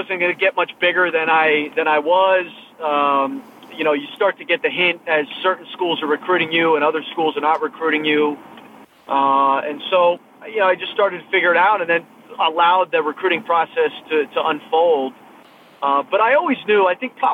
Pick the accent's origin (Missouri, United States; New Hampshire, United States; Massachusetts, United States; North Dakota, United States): Massachusetts, United States; I grew up in Massachusetts